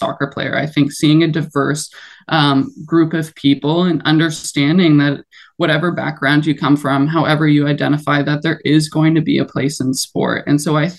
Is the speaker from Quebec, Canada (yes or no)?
no; Toronto, Ontario, Canada; in my hometown, like playing in BMO Stadium